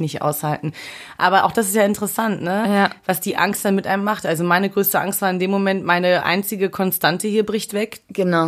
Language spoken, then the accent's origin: German; Dresden, Saxony, Germany; now in Berlin, Germany; Dresden ist auch eine große Stadt